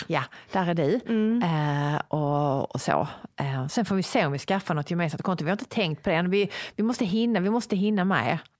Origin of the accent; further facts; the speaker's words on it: Sweden; also born or lived in Sicily; här hemma i Sverige